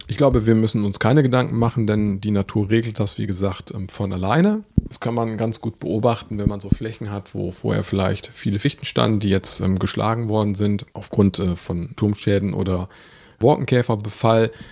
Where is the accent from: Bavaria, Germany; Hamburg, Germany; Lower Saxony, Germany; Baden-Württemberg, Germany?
Lower Saxony, Germany; Osnabrück; bei uns in Osnabrück